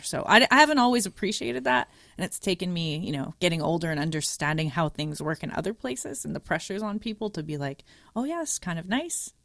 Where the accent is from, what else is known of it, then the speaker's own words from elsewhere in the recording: Montreal, Quebec, Canada; moved away; I am coming from Montreal. We finish in grade eleven, not grade twelve, as everywhere else in Canada and U S is twelve, but Quebec is weird